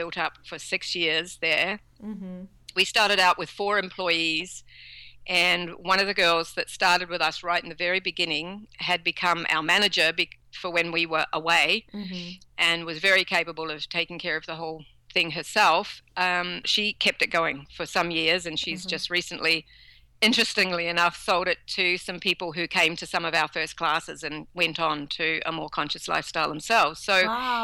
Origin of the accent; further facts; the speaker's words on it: New Zealand; also born or lived in Canada; now in Australia; originally we're from New Zealand. We moved out to Canada